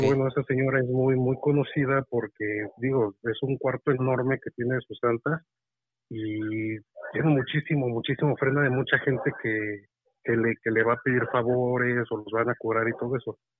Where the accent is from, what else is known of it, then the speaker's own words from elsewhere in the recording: Michoacán, Mexico; now in State of Mexico, Mexico; les hablo acá desde el Estado de México. Yo soy de allá de Michoacán.